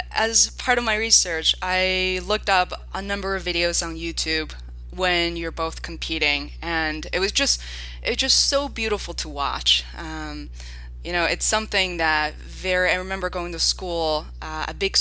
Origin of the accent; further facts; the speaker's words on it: Beijing, China; moved away; I'm originally from Beijing, China